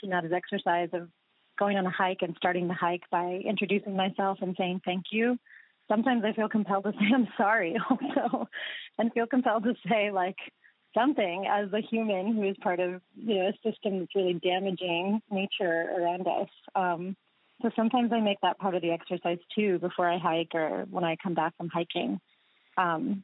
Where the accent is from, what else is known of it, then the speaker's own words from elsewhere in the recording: United States; in my life growing up in the United States